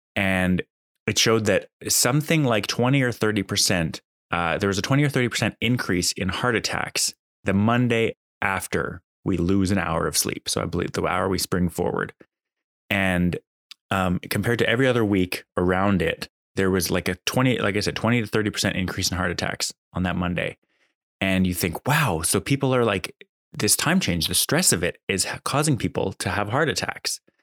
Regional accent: Calgary, Alberta, Canada; also born or lived in Ontario; now in Ottawa, Canada; I was born in Ontario. I grew up in Alberta, and I came back to Ontario for school

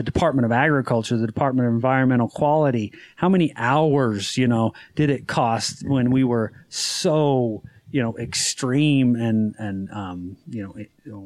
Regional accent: Utah, United States; I'm from Utah

